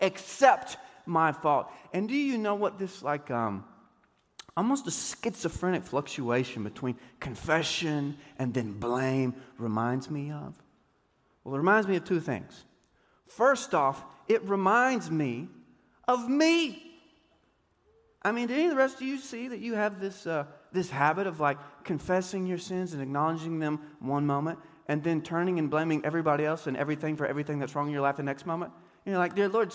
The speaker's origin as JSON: {"language": "English", "region": "Deep East Texas", "country": "United States", "tie": "born or raised there", "said": "I grew up playing basketball in Deep East Texas"}